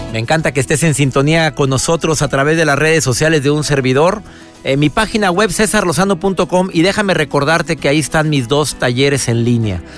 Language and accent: Spanish; Mexico; mi país, en México